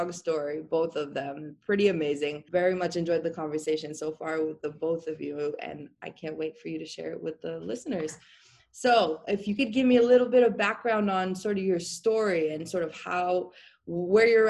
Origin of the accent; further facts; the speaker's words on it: Boston, Massachusetts, United States; accent: Boston; Boston, we just exaggerate everything. No R's exist around here